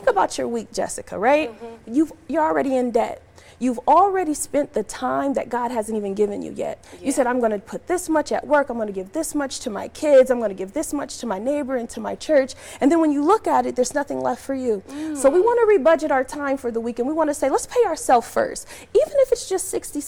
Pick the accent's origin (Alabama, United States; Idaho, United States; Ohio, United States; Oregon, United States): Ohio, United States; Cleveland; now in Las Vegas, United States; I'm from Cleveland, Ohio